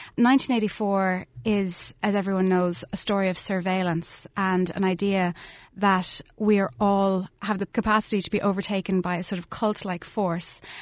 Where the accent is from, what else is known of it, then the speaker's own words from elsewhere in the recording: Skibbereen, Munster, Ireland; I grew up in Skiverain, lived a mile outside the town